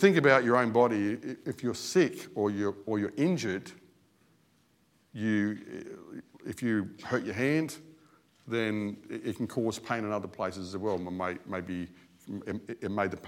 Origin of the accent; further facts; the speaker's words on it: Australia; As an Australian